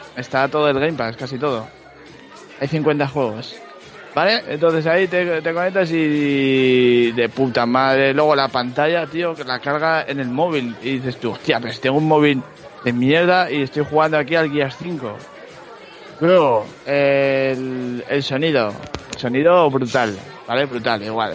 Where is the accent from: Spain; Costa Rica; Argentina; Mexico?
Spain; yo soy de, de España